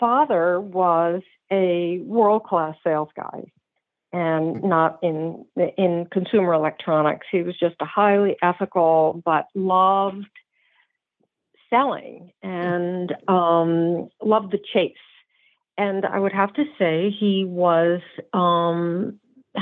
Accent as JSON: {"language": "English", "region": "New Jersey", "country": "United States", "tie": "born or raised there", "said": "I'm a Jersey girl, brown-eyed Jersey girl, and northeast"}